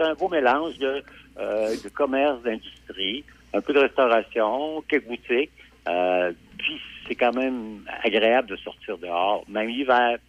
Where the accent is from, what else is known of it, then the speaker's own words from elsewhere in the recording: Neuville, Quebec, Canada; j'ai grandi à Neuville, l'école au petit séminaire de Québec